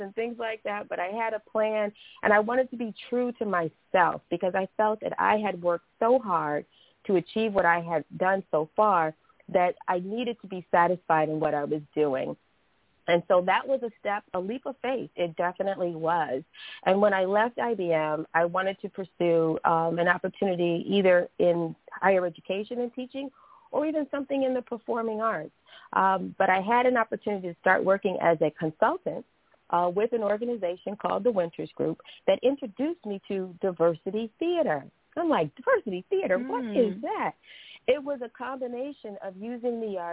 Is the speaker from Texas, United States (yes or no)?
no; Cleveland, Ohio, United States; I'm from Cleveland, Ohio, so I started doing some acting at Caramoo Playhouse